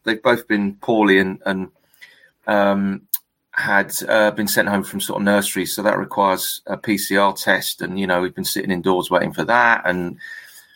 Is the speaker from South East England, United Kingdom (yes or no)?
yes; Fleet, South East England, United Kingdom; accent: southern; moved away as an adult; also born or lived in London; now in Farnborough, United Kingdom; I grew up in Fleet